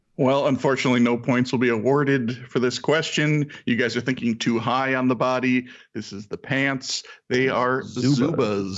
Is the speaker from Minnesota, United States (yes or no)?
yes; Saint Paul, Minnesota, United States; I'm from St. Paul, Minnesota